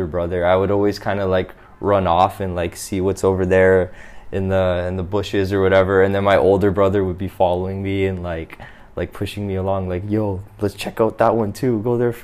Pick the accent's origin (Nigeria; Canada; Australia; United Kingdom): Canada; Toronto, Ontario; moved away as an adult; also born or lived in Japan; now in Vietnam; I'm from Toronto